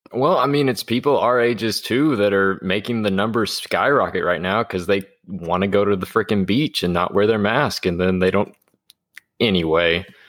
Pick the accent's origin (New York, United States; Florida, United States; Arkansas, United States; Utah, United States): Arkansas, United States; both of us growing up in Arkansas